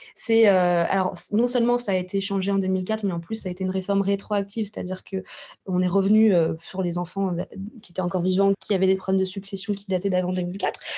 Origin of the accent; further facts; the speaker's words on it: Russia; je suis russe